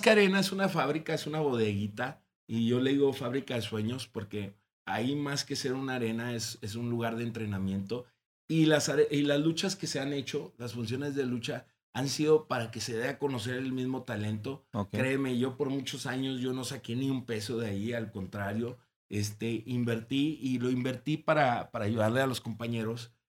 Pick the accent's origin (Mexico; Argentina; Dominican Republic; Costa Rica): Mexico; Ciudad Juárez, Chihuahua; soy de los actuales luchadores de Ciudad Juárez